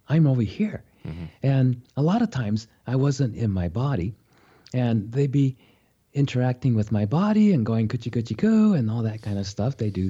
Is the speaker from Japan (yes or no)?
yes; Japan; born there; I was born in Japan. My mother is Japanese. My father's was a Japanese-American. So he was born in California